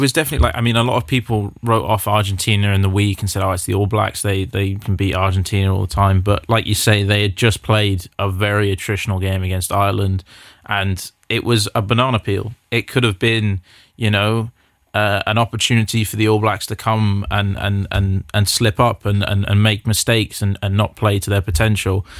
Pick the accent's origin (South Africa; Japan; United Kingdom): South Africa; as a South African